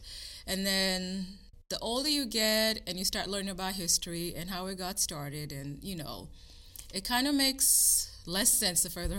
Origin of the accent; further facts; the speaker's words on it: Kenya; moved away as an adult; also born or lived in Virginia / Florida / South Dakota; now in Indiana, United States; I actually grew up in Kenya.